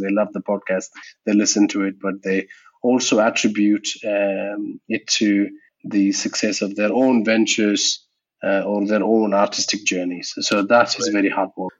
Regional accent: India; English is a second language; Indian podcasters that, you know, especially if you're doing podcasting in English, it's a bit hard for us because English is my third language too.

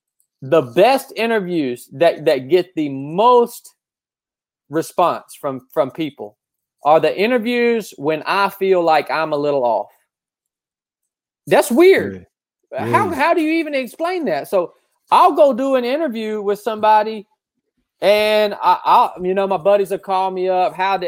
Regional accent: Appalachia, United States; I grew up in the Appalachian Mountains.

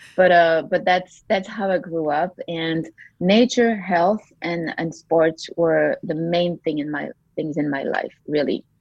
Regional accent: Belgium; moved away as an adult; also born or lived in United States / France; I grew up in a, in a small town, uh, well, mid, mid-sized town in, in Belgium

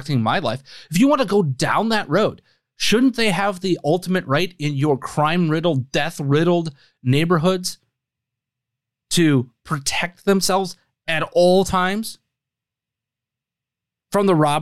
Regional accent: Wisconsin, United States; my home state of Wisconsin

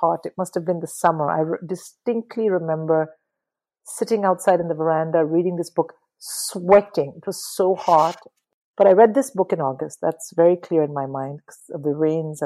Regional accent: Tamil Nadu, India; I'm a Tamil, but I'm like an Indian Tamil

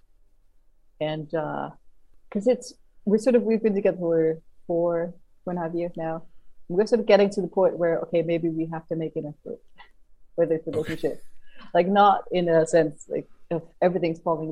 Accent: Copenhagen, Capital Region of Denmark, Denmark; moved away as an adult; now in Reykjavik, Iceland; Copenhagen is my hometown. I grew up just outside of it.

